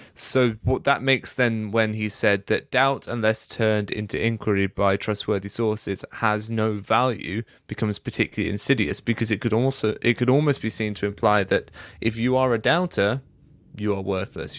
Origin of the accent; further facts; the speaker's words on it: United Kingdom; I'm already British.